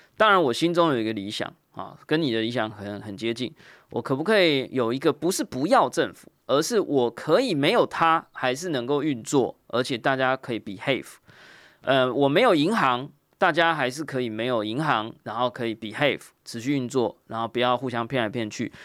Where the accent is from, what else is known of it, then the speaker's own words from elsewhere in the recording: Taiwan; 我们作为一个台湾人或台湾听众